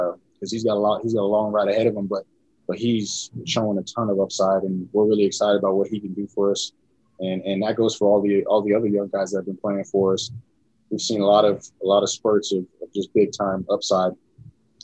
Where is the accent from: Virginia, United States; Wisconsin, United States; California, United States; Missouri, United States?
California, United States; San Diego; born or raised there; now in Utah, United States